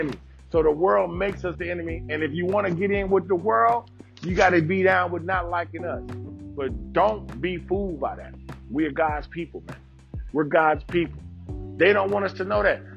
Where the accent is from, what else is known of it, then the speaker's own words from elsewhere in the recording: Detroit, Michigan, United States; I grew up in Detroit.